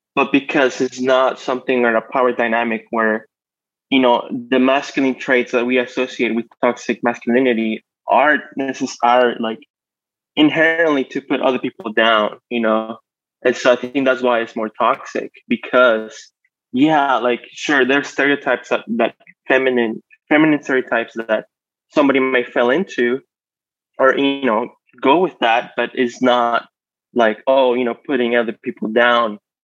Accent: Mexico; moved away as an adult; now in United States; I grew up in Mexico. I was raised in Mexico. And in 08, I moved to the States for college

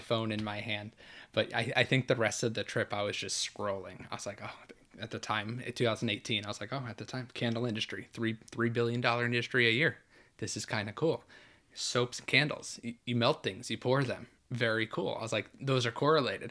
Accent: New York, United States; now in Orlando, United States; I was born and raised in New York

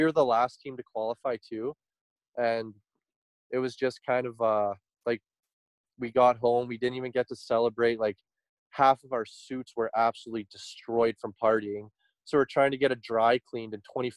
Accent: Grande Prairie, Alberta, Canada; we're from Grand Prairie

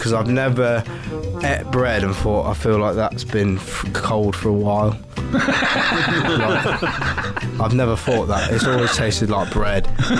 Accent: Nottingham, East Midlands, United Kingdom; I'm from Nottingham.

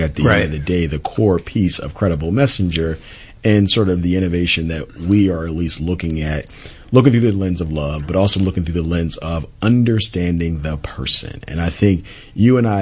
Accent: Philadelphia, Pennsylvania, United States; I'm from Philly

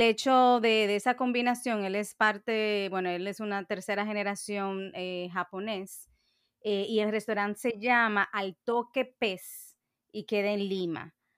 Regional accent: Dominican Republic; yo misma como dominicana

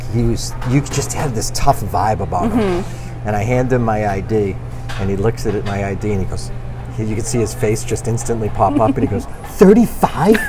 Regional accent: Revere, Massachusetts, United States; also born or lived in Saugus, Massachusetts / Southern California; I grew up in Revere and Saugus, and with the exception of living in Southern California and going to college

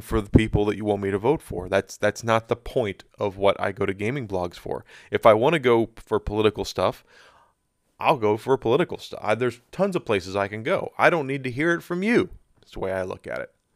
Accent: United States; I'm an American, very proud to be an American. Love my country, love being here

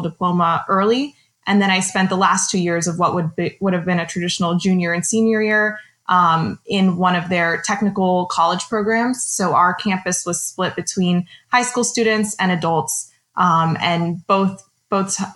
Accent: South Florida, United States; growing up in South Florida

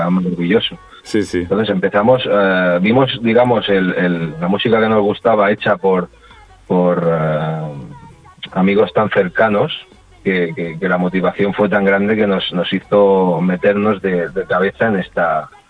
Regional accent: Sabadell, Catalonia, Spain; Pues todo empezó con otros grupos que empezaban de, en el mismo barrio donde nosotros crecimos ahí en los Termes. Sí. Todos mm. los alrededores, que, no deja de ser Sabadell.

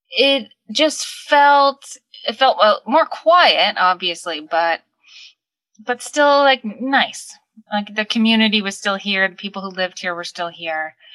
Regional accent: Suffolk County, Long Island, New York, United States; accent: Long Island; moved away as an adult; now in New York City, United States; I can't claim New Yorker because I'm from Long Island and and I'm particularly from Suffolk County

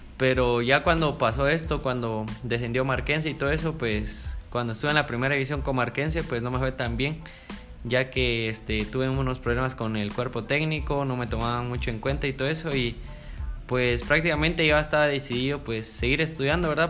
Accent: San Pedro Sacatepéquez, San Marcos, Guatemala; soy de San Pedro Zacatepeques

